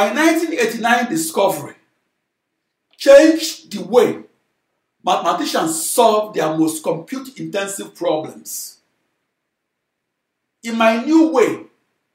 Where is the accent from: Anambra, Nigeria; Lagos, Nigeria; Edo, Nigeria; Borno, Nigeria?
Anambra, Nigeria; Onitsha; my hometown of Onitsha, Nigeria